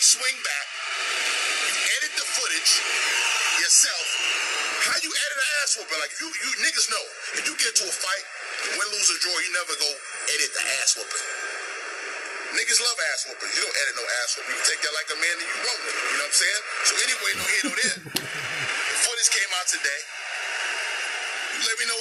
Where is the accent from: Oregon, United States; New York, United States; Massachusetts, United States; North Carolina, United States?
New York, United States; New York City; I'm from Brooklyn, New York. Amboy, Blake and Sutter, Brownsville, born and raised.